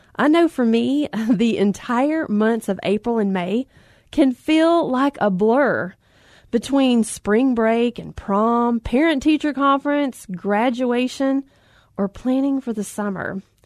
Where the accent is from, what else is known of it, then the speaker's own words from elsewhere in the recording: Alabama, United States; I grew up in Alabama on the lake, fishing on the banks of the Coosa River